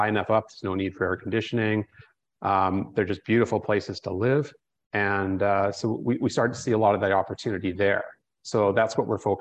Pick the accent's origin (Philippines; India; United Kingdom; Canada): Canada; moved away as an adult; now in Costa Rica; being a Canadian